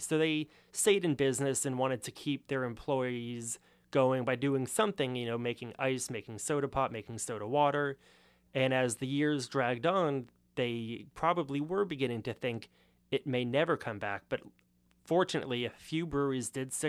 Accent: Los Angeles, California, United States; So being from Los Angeles, you would think that because it is the second biggest city in the country, it must have a pretty good beer culture.

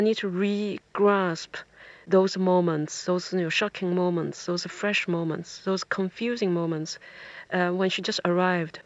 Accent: China; first language Chinese; English is a second language; moved away as an adult; now in England, United Kingdom

